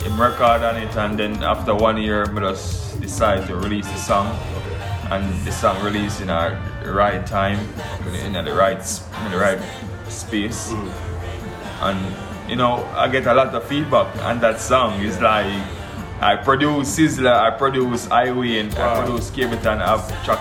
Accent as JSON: {"language": "English", "region": "Kingston", "country": "Jamaica", "tie": "born or raised there", "said": "I'm from Trenchtown, you know, the birthplace of reggae music."}